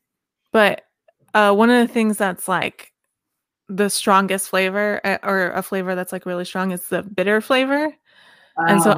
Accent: the South, United States; I'm from the South

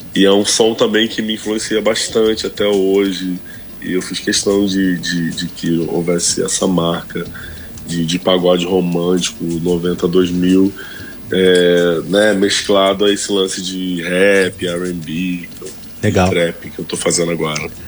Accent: Rio de Janeiro, Brazil; also born or lived in Vidigal, Rio de Janeiro / Campo Grande, Zona Oeste, Rio de Janeiro; Eu sou nascido e criado no Complexo da Pedreira

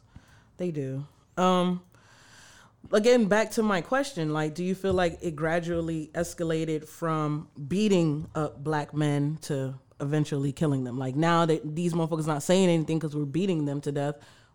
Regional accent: New York, United States; I'm from New York.

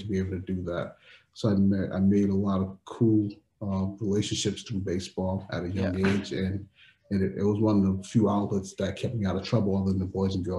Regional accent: Providence, Rhode Island, United States; growing up in Providence

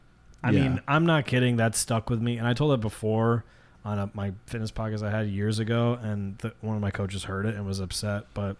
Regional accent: Monroe, United States; Especially growing up in Monroe.

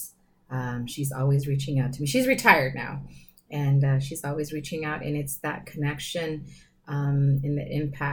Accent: San Diego, California, United States; I grew up in Sherman Heights

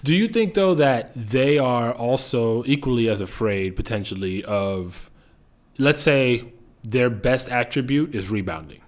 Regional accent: New York City, New York, United States; you and I are both from the Bronx. actually grew up not too far away from each other

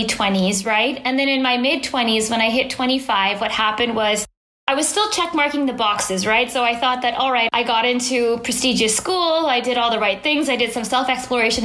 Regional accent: Bay Area, California, United States; as a kid growing up in the Bay Area, which is in beautiful Silicon Valley in California

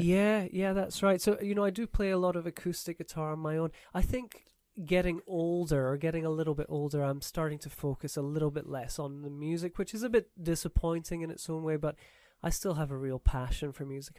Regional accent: Edinburgh, Scotland, United Kingdom; moved away as an adult; also born or lived in Canada / St Andrews, Scotland; now in Taiwan; I'm from Scotland originally, from Edinburgh

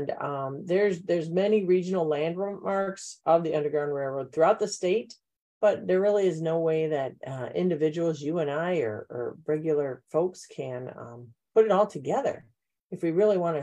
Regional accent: Wheaton, Illinois, United States; I grew up in Wheaton

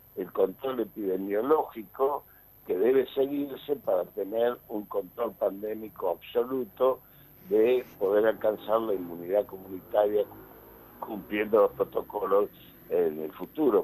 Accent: Argentina

